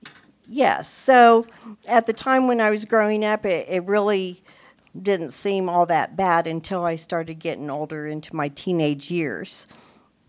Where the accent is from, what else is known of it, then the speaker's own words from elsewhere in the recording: Topeka, Kansas, United States; I was born and raised here in Topeka, Kansas, 60 years ago